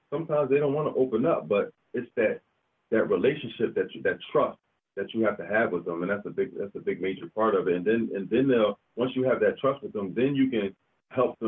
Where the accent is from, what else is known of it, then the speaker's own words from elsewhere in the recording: Philadelphia, Pennsylvania, United States; from Philadelphia, Pennsylvania